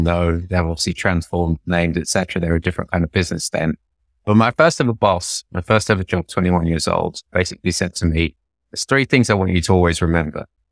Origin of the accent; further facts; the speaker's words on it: London, United Kingdom; moved away as an adult; also born or lived in India; now in New York, United States; I'm just an Indian immigrant from North London